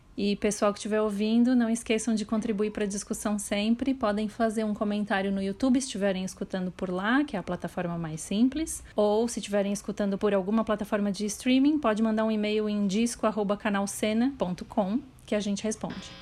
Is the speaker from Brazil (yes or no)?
yes; Porto Alegre, Rio Grande do Sul, Brazil; mesmo sendo de Porto Alegre